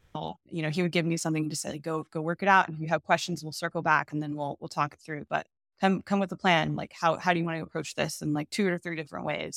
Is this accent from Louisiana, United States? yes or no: no; Texas, United States; moved away as an adult; also born or lived in Milwaukee, Wisconsin; I born and raised in Texas